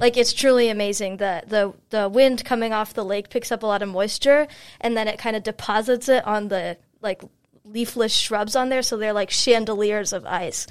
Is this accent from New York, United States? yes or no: no; Chicago, Illinois, United States; moved away as an adult; now in Brunswick, United States; I'm from Chicago, Illinois